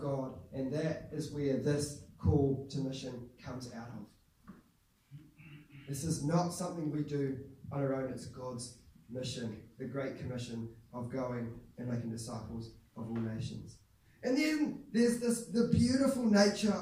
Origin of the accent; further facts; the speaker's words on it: Whanganui, Manawatū-Whanganui, New Zealand; I became a Christian when I was my last year of intermediate, and in Whanganui, Christchurch Whanganui